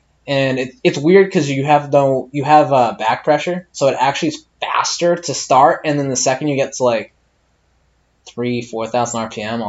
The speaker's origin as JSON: {"language": "English", "region": "Massachusetts", "country": "United States"}